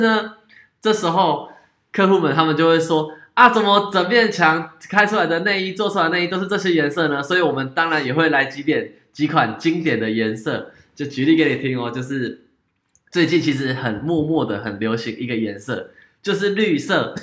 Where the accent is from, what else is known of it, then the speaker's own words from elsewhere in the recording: Taiwan; 日本的体，体型跟我们台湾人的体型